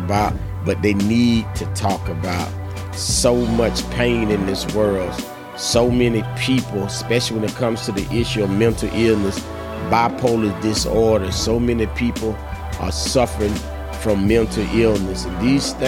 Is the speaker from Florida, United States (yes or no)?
yes; Ocala, Florida, United States; I was born and raised in Ocala, Florida